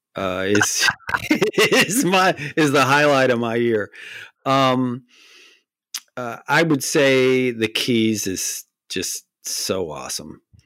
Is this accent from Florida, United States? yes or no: yes; Miami, Florida, United States; I was born in Miami